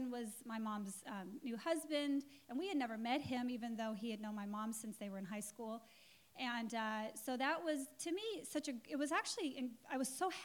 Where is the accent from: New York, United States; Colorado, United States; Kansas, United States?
Colorado, United States; Englewood; I was born in Colorado, and in Inglewood, Colorado, which is nothing like Inglewood, California